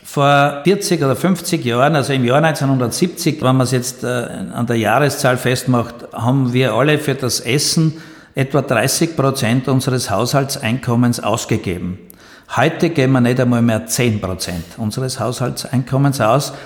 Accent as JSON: {"language": "German", "country": "Austria", "said": "bei uns in Österreich"}